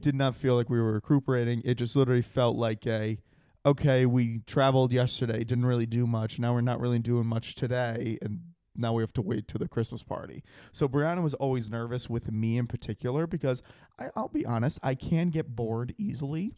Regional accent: Rhode Island, United States; growing up in Rhode Island, obviously every summer we were at the, we were at the beach consistently

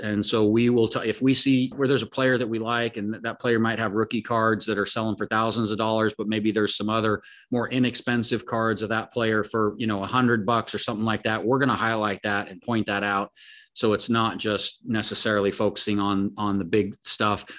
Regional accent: Oregon, United States; I grew up in Oregon, but my family, my dad, and pretty much all my family's from the Denver area

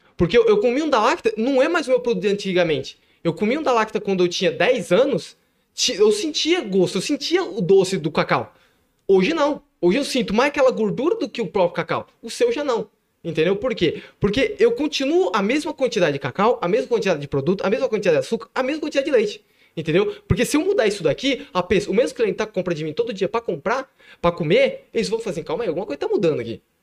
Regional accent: Ribeirão Preto, São Paulo, Brazil; now in Ibitinga, Brazil; Eu, eu nasci em Ribeirão Preto, nasci em Ribeirão Preto

